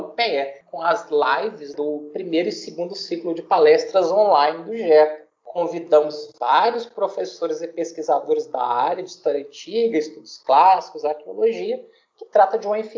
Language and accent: Portuguese; Divinópolis, Minas Gerais, Brazil; born there; sou mineiro da região do Centro-Oeste, nascido em Divinópolis